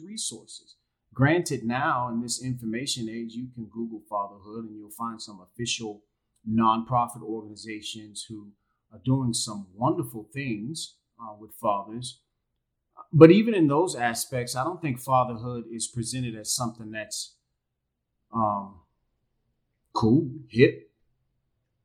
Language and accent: English; Jacksonville, Florida, United States; moved away as an adult; now in Panama; I am originally from Jacksonville, Florida